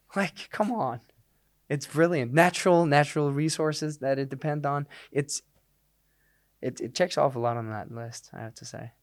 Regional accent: Denmark; first language Danish; English is a second language; moved away as an adult; I'd done a few things back in Denmark, but that was in Danish.

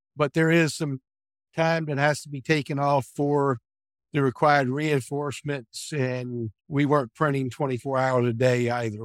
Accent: Williamsburg, Virginia, United States; I was born and raised in Williamsburg, Virginia area, and I've resided here nearby my childhood home my entire life

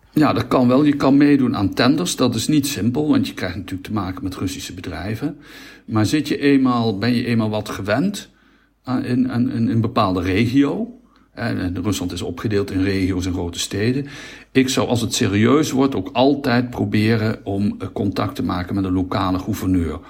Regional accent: Netherlands

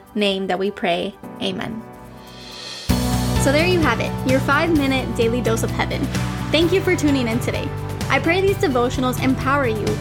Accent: Miami, Florida, United States; I'm from Miami

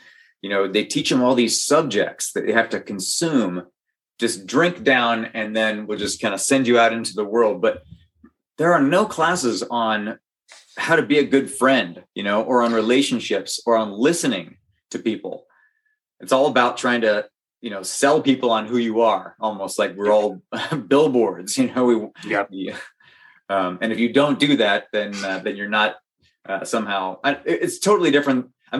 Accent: Northern California, United States; I had friends that were part of the church growing up in Northern California

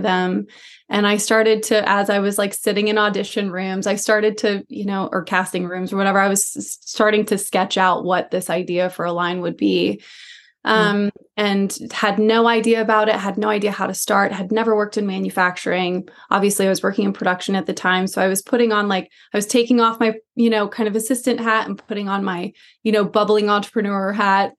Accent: Atlanta, Georgia, United States; moved away as an adult; now in Los Angeles, United States; I'm from Atlanta. I come from the South. I grew up in Atlanta, and I moved out to Los Angeles when I was around 21

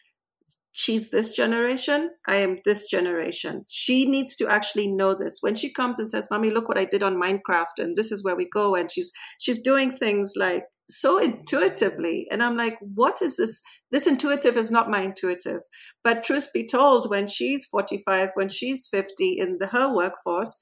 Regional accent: Nairobi, Kenya; moved away as an adult

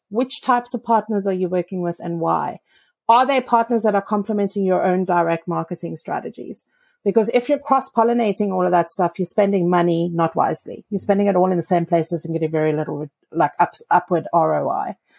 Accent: South Africa; I'm from South Africa where there is no snow

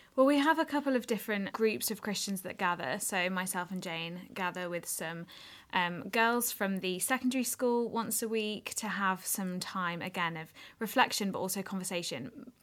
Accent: Wolverhampton, West Midlands, United Kingdom; moved away as an adult; also born or lived in Edinburgh; I was born and brought up in Wolverhampton, went to school there

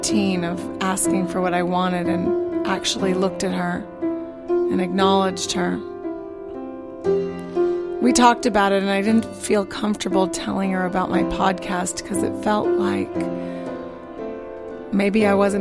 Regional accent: Arizona, United States; moved away; I'm from Arizona

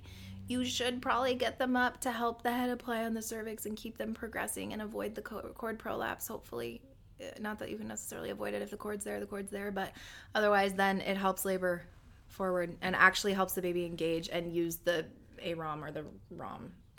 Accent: Ecuador; No, that's an Equa from growing up in Ecuador.

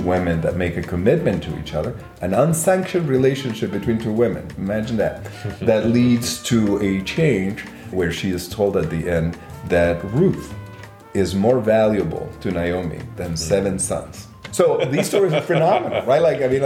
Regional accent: Guatemala; now in Berkeley, United States; growing up in Guatemala in the middle of a civil war

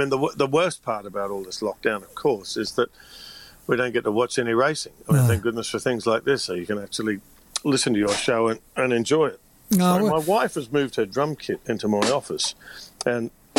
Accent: Australia; moved away; Being Australian

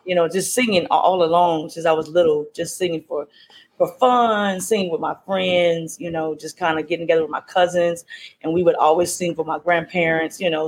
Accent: Louisiana, United States; now in Maryland, United States; I'm originally from Louisiana, as you said, and um, I now live in Maryland

